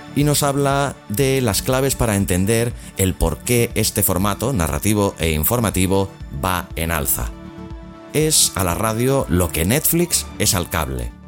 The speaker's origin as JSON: {"language": "Spanish", "region": "Catalonia", "country": "Spain", "said": "soy catalán"}